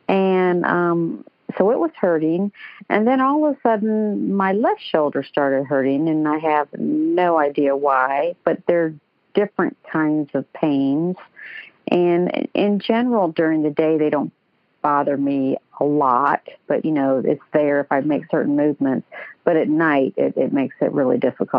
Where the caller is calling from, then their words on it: Atlanta, Georgia, United States; And I'm calling from Atlanta, for those who don't know.